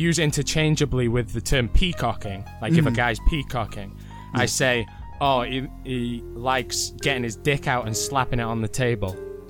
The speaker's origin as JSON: {"language": "English", "region": "Wales", "country": "United Kingdom", "tie": "born or raised there", "said": "I did school in Welsh until the age of 16."}